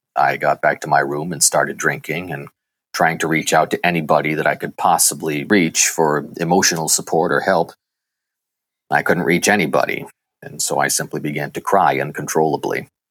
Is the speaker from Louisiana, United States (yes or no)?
no; Sturbridge, Massachusetts, United States; I grew up in Sturbridge, Massachusetts, a middle child of three.